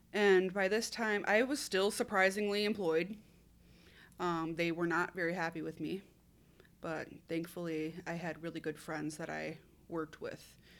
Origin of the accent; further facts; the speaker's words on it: Minnesota, United States; I'm from Minnesota, born and raised.